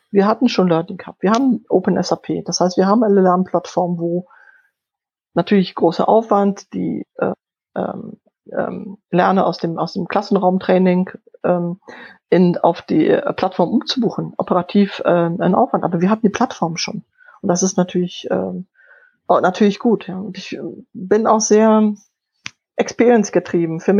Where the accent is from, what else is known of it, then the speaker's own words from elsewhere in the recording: Poland; first language Polish; German is a second language; Ich bin in, in Polnisch aufgewachsen. Ich habe Deutsch recht spät gelernt.